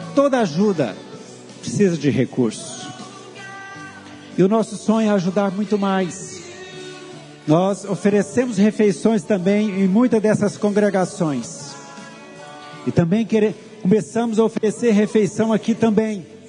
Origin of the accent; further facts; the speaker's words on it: Americano do Brasil, Goiás, Brazil; Vim do interior, lá de Americano do Brasil, estudei no colégio Clarentiano